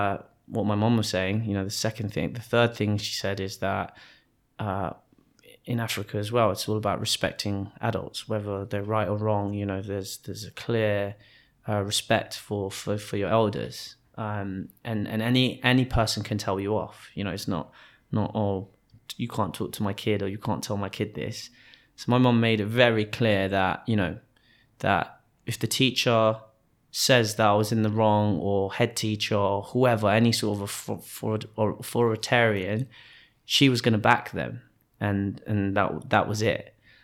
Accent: Wimbledon Park, London, United Kingdom; we grew up in Wimbledon Park, and at that time, I think other than Maggie and her family, there's not many black families in the area.

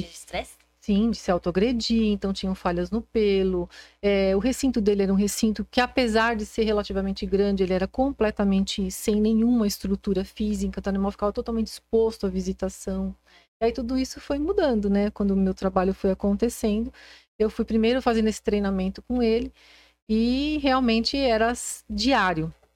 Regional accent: São Paulo, Brazil; sou sempre fui nasci em São Paulo e sou de São Paulo

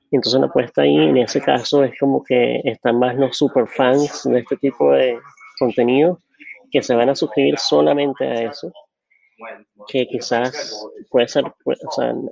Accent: Venezuela; accent: super Venezuelan; now in New York, United States; Soy, venezolano, venezolano.

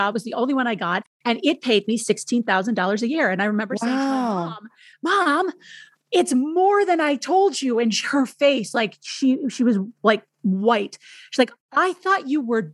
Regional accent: Minneapolis, Minnesota, United States; moved away as an adult; also born or lived in Madison, Wisconsin / Rhinelander, Wisconsin / San Francisco; I grew up in Minneapolis

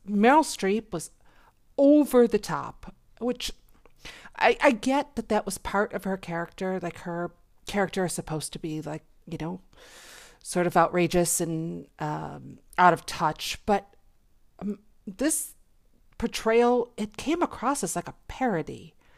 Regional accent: Buffalo, New York, United States; I was born in Buffalo, New York

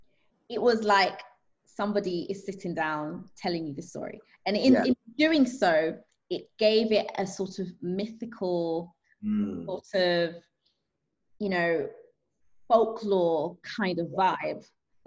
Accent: Zanzibar, Tanzania; born there; I was born in Zanzibar, and I just realized there's a lot of greenery, a lot of nature, a lot of like dust, but not a lot of concrete.

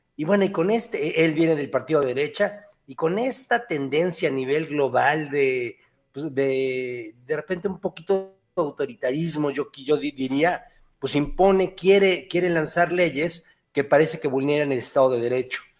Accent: Mexico; nosotros mexicanos

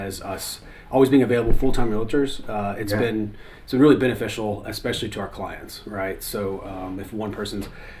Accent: Chattanooga, Tennessee, United States; I grew up here and I knew Red Bank. I was familiar with it. I grew up on Missionary Ridge

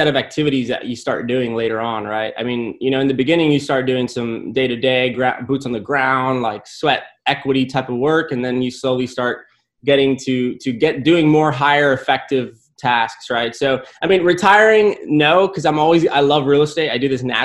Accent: McAllen, Texas, United States; also born or lived in San Antonio, Texas; I'm from McAllen. I grew up here 17 years and moved to UTSA to study construction

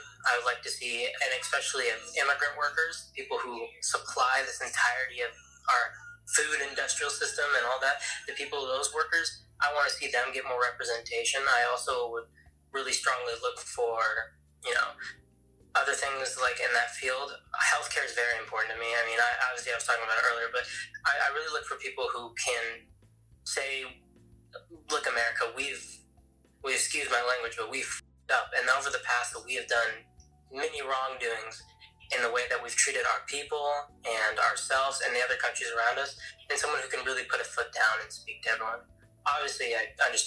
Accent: United States; I'm an American

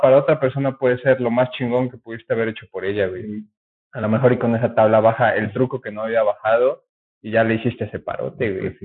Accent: Puebla, Mexico; éramos un grupo de mi colonia

